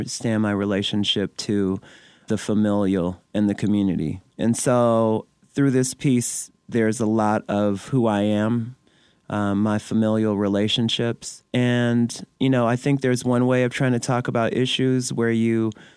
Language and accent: English; Detroit, Michigan, United States; now in Canada; I was born and raised in Detroit